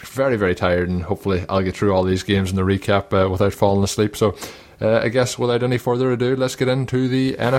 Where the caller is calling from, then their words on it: Melbourne, Victoria, Australia; Of course, I'm recording this from Melbourne, Australia, so I'm sure you can understand as to why I won't be attending.